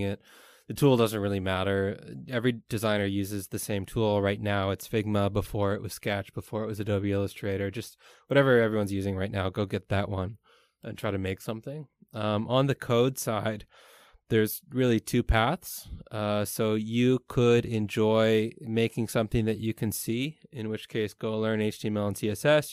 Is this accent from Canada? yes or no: yes; Canada; moved away as an adult; now in Taiwan; I'm Canadian